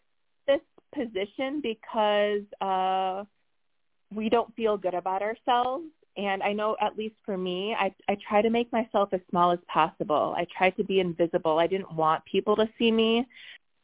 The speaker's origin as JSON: {"language": "English", "area": "Chicago area", "region": "Illinois", "country": "United States", "tie": "born or raised there", "said": "I hosted a big Chicago area meetup in my hometown"}